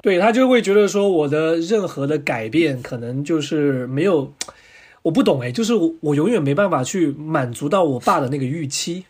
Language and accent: Chinese; Guangdong, China; also born or lived in Anhui, China; 我是广东人，听我口音就知道了